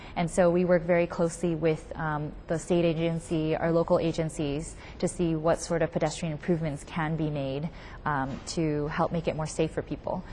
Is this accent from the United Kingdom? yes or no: no; San Francisco, California, United States; I grew up in the Sunset District and uh, still live there.